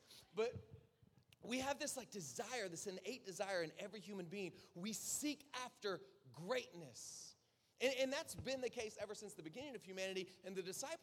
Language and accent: English; South Florida, United States; I'm from South Florida